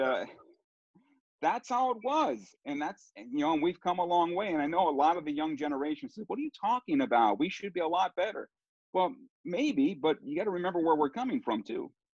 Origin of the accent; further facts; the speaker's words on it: United States; first language Italian; English is a second language; I'm an American. They will they will call me an American no matter what. Even though I speak our version of Sicilian here in the United States